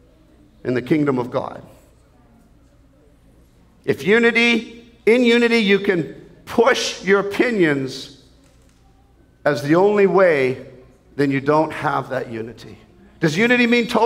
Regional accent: Canada; as a Canadian

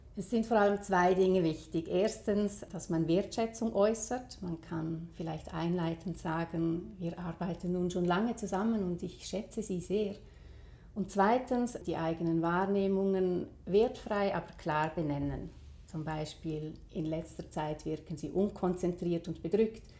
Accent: Switzerland; bei uns in der Schweiz

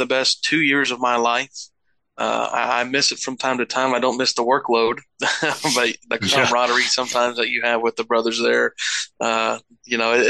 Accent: Lebanon, Missouri, United States; I grew up in Lebanon, Missouri

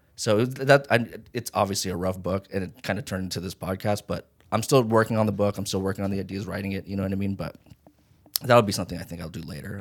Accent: Las Vegas, Nevada, United States; also born or lived in Hawaii; now in Los Angeles, United States; I was born in Hawaii and then raised in Vegas

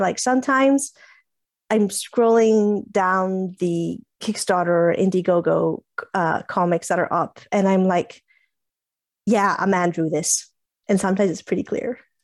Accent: Italy; first language English; I'm Italian, English bilingual. English is kind of my first language, but I grew up in Italy

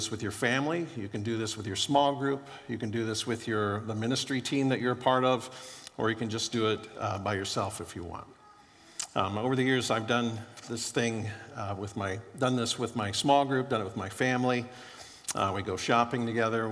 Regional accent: Florida, United States; moved away; I grew up in Florida and was pretty poor growing up

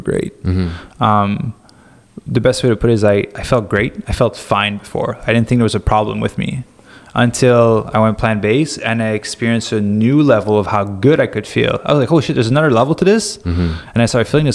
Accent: Quebec, Canada; moved away; also born or lived in Montreal / Mont Tremblant / Los Angeles; I'm from Quebec.

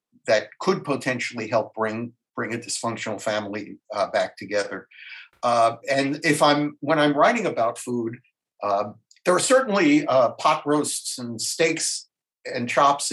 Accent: New York, United States; moved away as an adult; now in San Francisco, United States; I was born in New York, so I'm familiar with New York as well

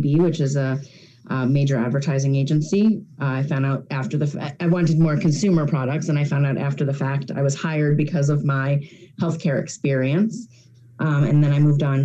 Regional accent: outside of Philadelphia, Pennsylvania, United States; also born or lived in New York City / Atlanta; now in Rochester, United States; I grew up outside of Philadelphia. I'm currently based up in Rochester, New York, after about 15 years in New York City and a brief stint in Atlanta

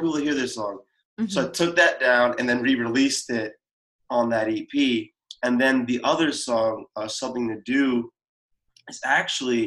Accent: United States; Growing up in America as a Black person.

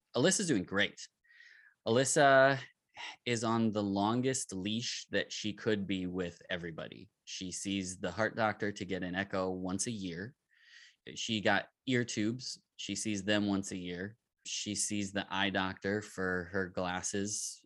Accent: Minneapolis, Minnesota, United States; I'm from Minneapolis, Minnesota

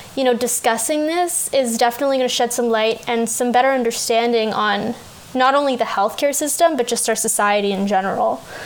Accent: Canada; as a Canadian, I'm 20 now

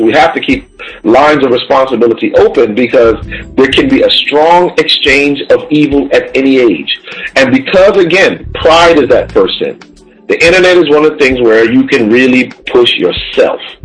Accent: Connecticut, United States; my home state of Connecticut

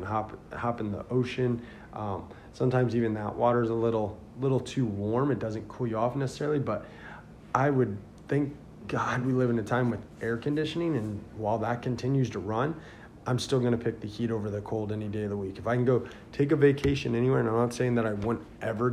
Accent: Indiana, United States; now in Florida, United States; I grew up north in Indiana

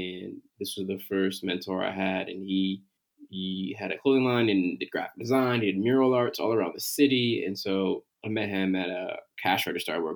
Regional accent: Connecticut, United States; moved away; also born or lived in Philadelphia; I am a brother from Connecticut originally

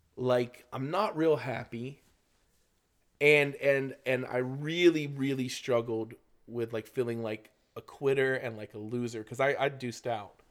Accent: Florida, United States; I'm from Florida

